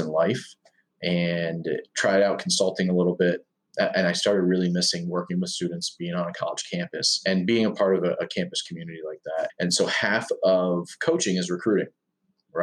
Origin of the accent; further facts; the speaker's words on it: Pennsylvania, United States; also born or lived in Arizona; I'm from Pennsylvania, as you said. And so I wanted to get back closer to home.